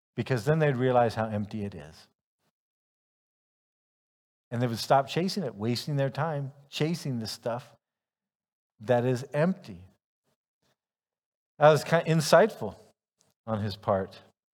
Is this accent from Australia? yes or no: no; Ghana; also born or lived in United States; I'm a American, male, white, comes from an upper middle class, probably you could say family. And yet, even though there are other people who could say that same description, on top of that, though, I lived my childhood in Ghana